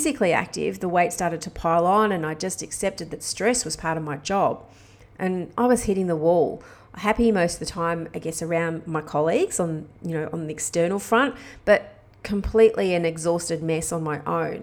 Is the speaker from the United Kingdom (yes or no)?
no; Australia; moved away as an adult; I've been living overseas as an Aussie expat